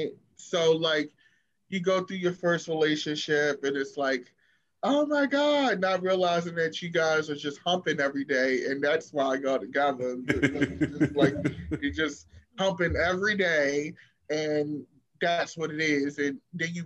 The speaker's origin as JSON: {"language": "English", "town": "Baltimore", "region": "Maryland", "country": "United States", "said": "I'm from Baltimore and crabs are like our thing"}